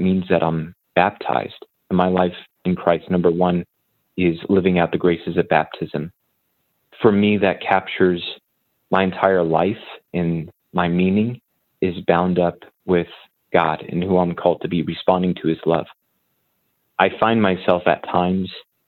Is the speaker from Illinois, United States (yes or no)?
no; New Mexico, United States; moved away as an adult; also born or lived in Indiana / Maryland; now in Carmel, United States; I'm originally born and raised in New Mexico. Spent all my life there until college.